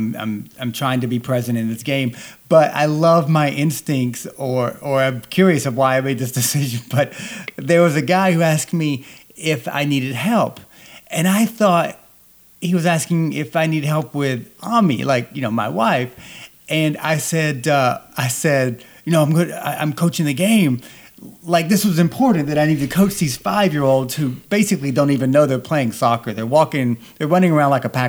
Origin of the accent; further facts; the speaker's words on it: the South, United States; growing up in the South